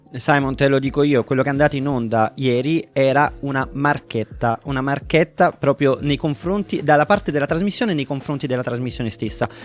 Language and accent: Italian; Naples, Campania, Italy; in quanto napoletano